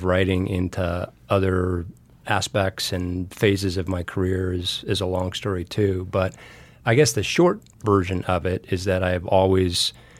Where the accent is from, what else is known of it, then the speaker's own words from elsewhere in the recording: Wyoming, United States; moved away; also born or lived in Washington, D.C.; Born and raised in Wyoming